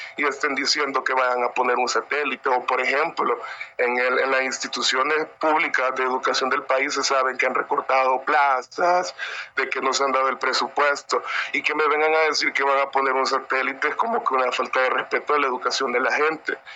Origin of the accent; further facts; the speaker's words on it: San Miguel, El Salvador; yo soy de San Miguel